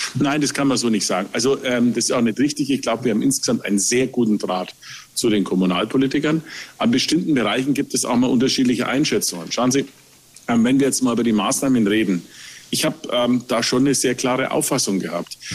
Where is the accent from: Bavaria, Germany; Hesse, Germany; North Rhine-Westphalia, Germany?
Bavaria, Germany; Nuremberg; als Nürnberger, der Nürnberger Christkindlesmarkt, das ist Herzblut